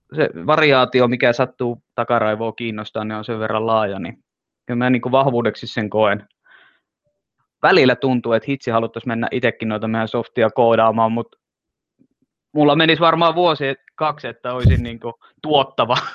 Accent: Finland; Mä oon suomenruotsalainen, joka ei puhu ruotsia

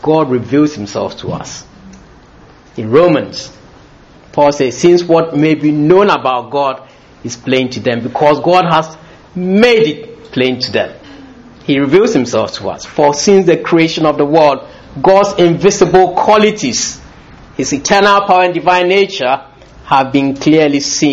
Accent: Ghana; born or raised there; also born or lived in London

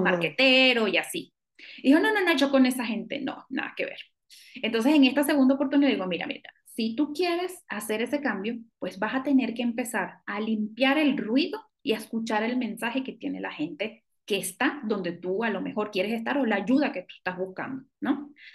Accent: Venezuela; moved away as an adult; now in Mexico; yo soy venezolana

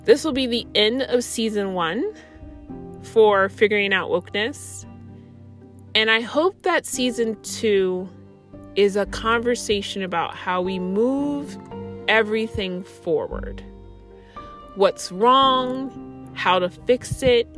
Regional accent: United States; as an American

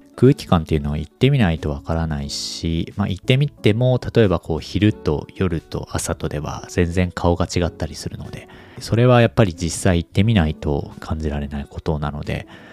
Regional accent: Japan; now in Kanto, Japan; 地方出身者

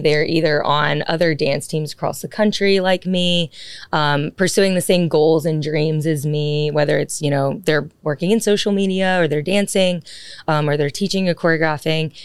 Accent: Birmingham, Alabama, United States; moved away as an adult; now in Dallas, United States; I'm originally from Birmingham, Alabama

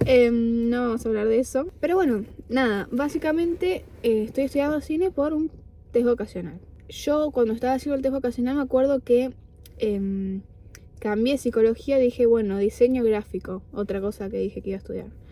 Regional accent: Argentina; moved away as an adult; now in Buenos Aires, Argentina; yo ya hacía teatro acá en mi pueblo, después cuando me mudé a Buenos Aires

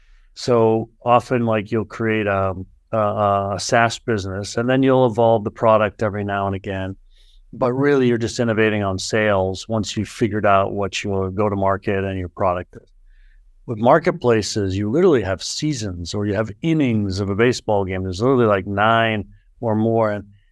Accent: Boston, Massachusetts, United States; So look, I grew up in the Boston area.

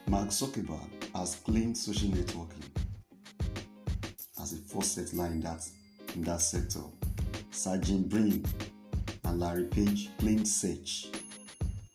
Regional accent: Nigeria; I'm a Nigerian by birth

